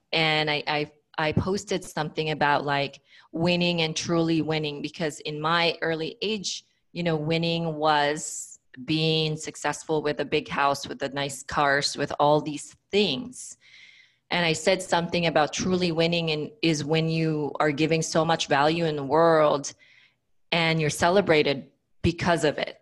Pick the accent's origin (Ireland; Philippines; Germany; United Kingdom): Philippines; moved away; I grew up in the Philippines